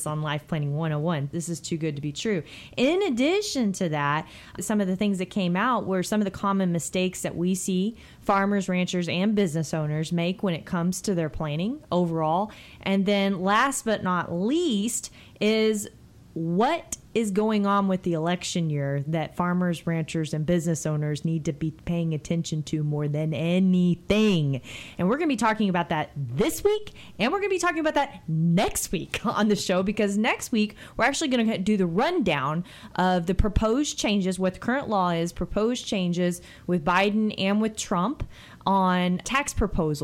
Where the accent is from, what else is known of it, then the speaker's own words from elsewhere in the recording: Texas, United States; I'm still a Texan